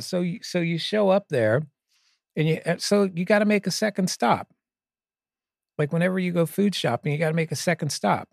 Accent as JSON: {"language": "English", "region": "Pennsylvania", "country": "United States", "tie": "born or raised there", "said": "I grew up in Pennsylvania"}